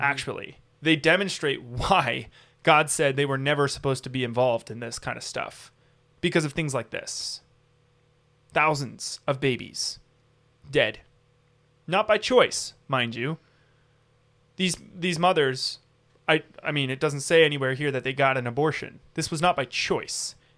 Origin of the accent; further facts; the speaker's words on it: United States; we have as American citizens